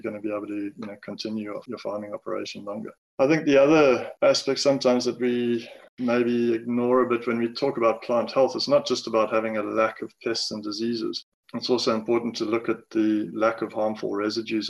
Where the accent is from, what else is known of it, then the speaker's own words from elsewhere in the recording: Amanzimtoti, KwaZulu-Natal, South Africa; also born or lived in Durban; I grew up in Manzimtoti in KZN, went to school